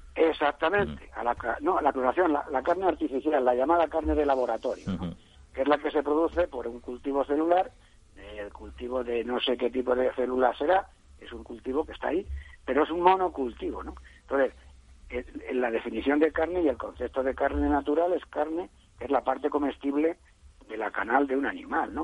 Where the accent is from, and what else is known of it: Spain